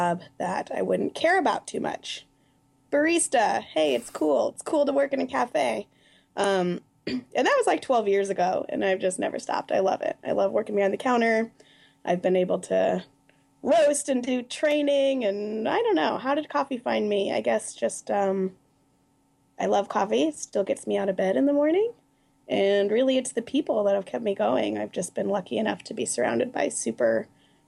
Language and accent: English; the Northwest, Pacific Northwest, United States; I grew up in the Northwest